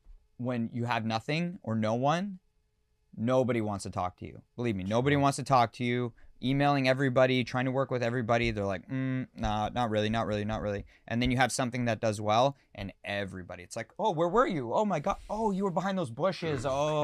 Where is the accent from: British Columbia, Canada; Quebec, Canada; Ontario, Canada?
Ontario, Canada; London